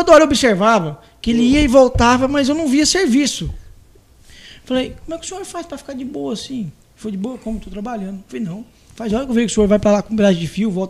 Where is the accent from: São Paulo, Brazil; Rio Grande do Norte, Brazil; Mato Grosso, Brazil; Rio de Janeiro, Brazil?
Mato Grosso, Brazil; Vila Rica; born there; nasci em Vila Rica, né? uhum. é, cidade próxima aqui de nós. Mudei para Santa Cruz, Santa Cruzinho para Confresa.